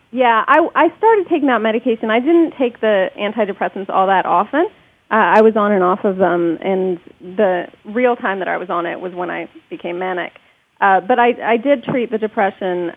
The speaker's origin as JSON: {"language": "English", "country": "United States", "tie": "born or raised there", "said": "the reason they came to this country um, was so that we could be born here and have all the privileges of being American citizens"}